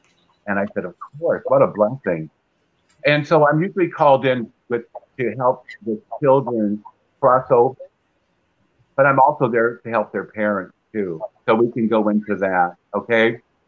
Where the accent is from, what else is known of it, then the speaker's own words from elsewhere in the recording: Peoria, Illinois, United States; I'm from Peoria